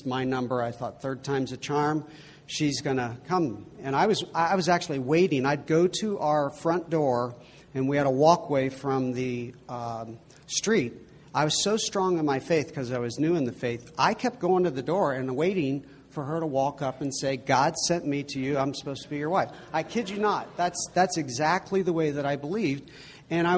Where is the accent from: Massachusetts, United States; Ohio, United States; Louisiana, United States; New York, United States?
Ohio, United States; Cincinnati; moved away; I grew up in Cincinnati, Ohio, and that's where Xavier University is